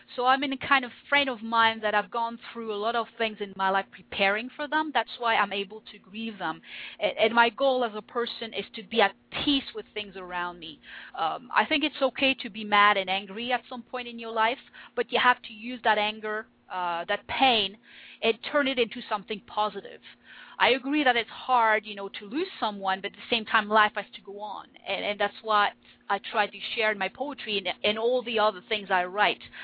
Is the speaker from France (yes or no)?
yes; France; first language French; English is a second language; moved away as an adult; now in Winnipeg, Canada; I was born in France. Um, I lived in France most of my life. I studied there, and when I was 25, I decided to move